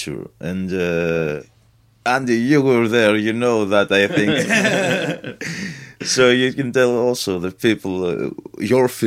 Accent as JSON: {"language": "English", "town": "Ioannina", "region": "Epirus", "country": "Greece", "tie": "born or raised there", "said": "I was born in Ioannina."}